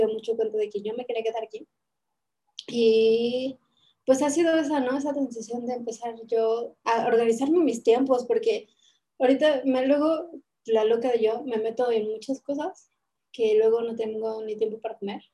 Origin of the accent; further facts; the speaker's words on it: Mexico City, Mexico; now in Puebla, Mexico; soy de Ciudad de México, pero estoy en Puebla